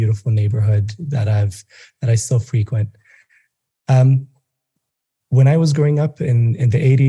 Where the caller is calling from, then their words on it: Nairobi, Kenya; Thanks for having me. Tuning in from beautiful Nairobi, Kenya.